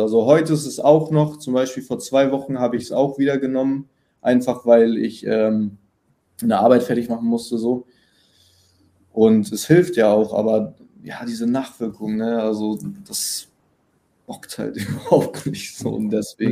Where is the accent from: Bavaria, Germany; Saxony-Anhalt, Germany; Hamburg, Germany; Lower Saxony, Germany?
Hamburg, Germany; accent: northern; now in Berlin, Germany; ich komme aus Hamburg, bin jetzt äh, nach Berlin gezogen